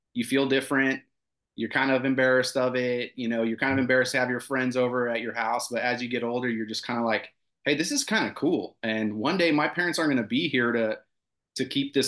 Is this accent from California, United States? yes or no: yes; Westminster, California, United States; moved away as an adult; also born or lived in Romania; now in Texas, United States; We ended up in Southern California. I grew up in Orange County